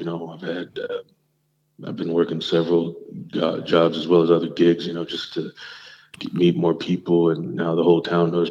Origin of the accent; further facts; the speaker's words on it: South India, India; Basically, I'm South Indian.